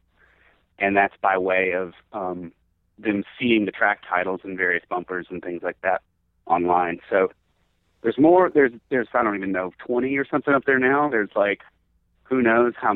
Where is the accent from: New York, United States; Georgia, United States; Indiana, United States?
Georgia, United States; moved away; I'm from Georgia originally, and so like Atlanta's like the home team. It's like I haven't lived there in a really long time